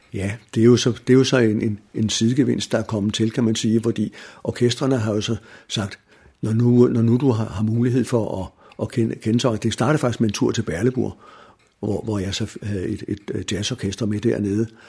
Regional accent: Denmark; Jeg er født og opvokset i Viam

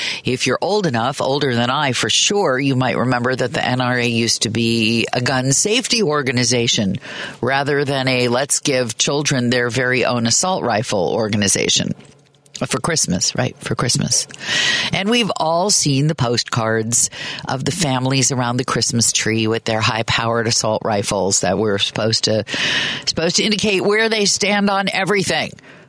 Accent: Midwest, United States; also born or lived in Kansas / Chicago; I, like you, am a Midwesterner, and I grew up in Kansas and Chicago

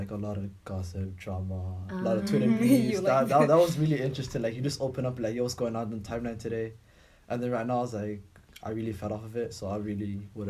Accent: Canada; I'm a third-year medical student, Somali Canadian.

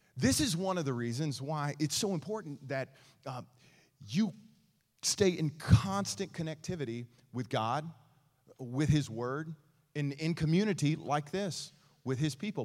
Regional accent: East Texas, United States; I grew up in East Texas

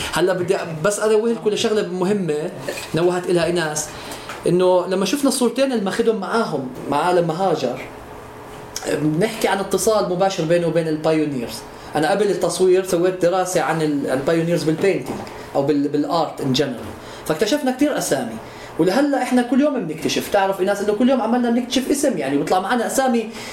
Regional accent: Bethlehem, West Bank, Palestine; also born or lived in Jerusalem; انا ولدت بالقدس بس انا اب وام تلحمي من 452 سنه

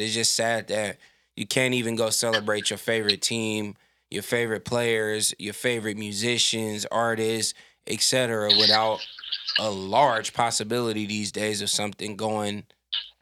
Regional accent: the Bay Area, California, United States; I'm from the Bay

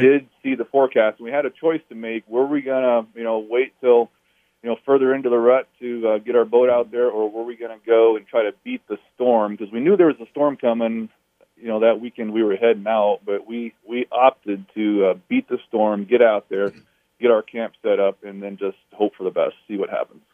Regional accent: Alaska, United States; I was born and raised in Alaska.

